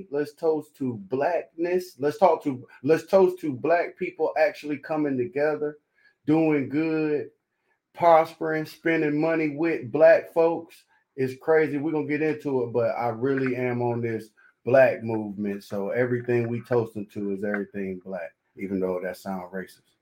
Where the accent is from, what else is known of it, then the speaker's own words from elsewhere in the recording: Raleigh, North Carolina, United States; We love Atlanta, but I ain't from Atlanta. I'm from North Carolina. So shout out to North Carolina, Raleigh, North Carolina on the map.